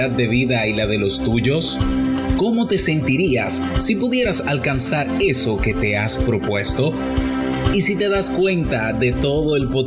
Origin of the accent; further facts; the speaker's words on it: Spain; soy de España